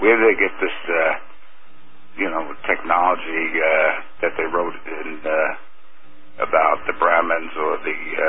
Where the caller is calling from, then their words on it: New York, United States; from New York.